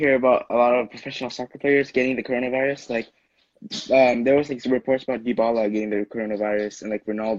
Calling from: San Jose, California, United States; I am calling from California. … I live in San Jose

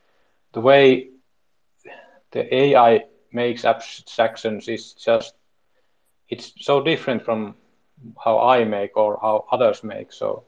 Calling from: Finland; I'm speaking from Finland

